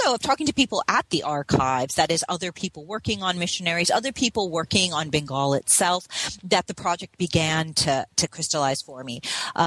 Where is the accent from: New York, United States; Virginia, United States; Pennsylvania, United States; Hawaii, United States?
Hawaii, United States; I grew up in Hawaii, and Hawaii is a place where the question of missionaries, and particularly missionary education, is actually important, quite relevant.